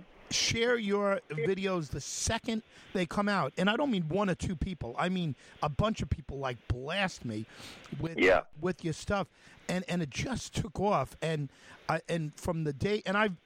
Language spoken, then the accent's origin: English; New York, United States; I'm from New York.